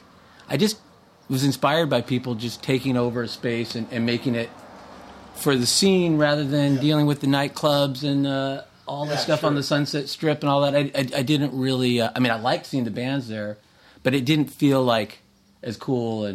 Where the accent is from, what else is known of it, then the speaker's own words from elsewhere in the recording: Los Angeles, California, United States; I grew up in West L.A. area and, you know, been in L.A. my whole life